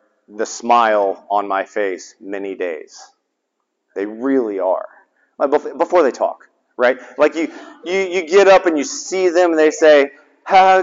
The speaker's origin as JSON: {"language": "English", "town": "Laurens", "region": "South Carolina", "country": "United States", "tie": "born or raised there", "said": "So I grew up in Lawrence, South Carolina"}